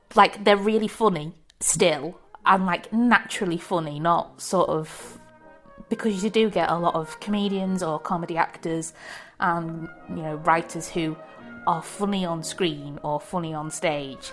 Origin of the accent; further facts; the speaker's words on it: Preston, North West England, United Kingdom; moved away; I'm from Preston too